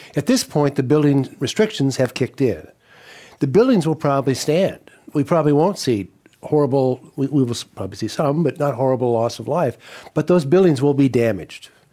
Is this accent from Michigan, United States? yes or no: no; Colorado, United States; now in California, United States; I'm from Colorado